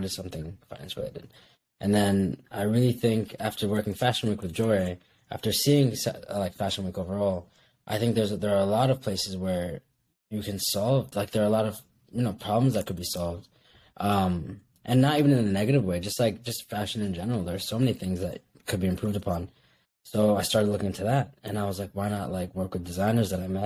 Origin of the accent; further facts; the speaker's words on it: Kuwait; also born or lived in Bangladesh; now in United States; me being a Bengali American that grew up in Kuwait